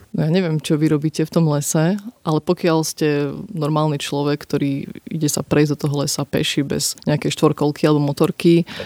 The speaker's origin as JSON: {"language": "Slovak", "area": "Podčergovie", "region": "Prešov Region", "country": "Slovakia", "said": "ja som z Podčergova"}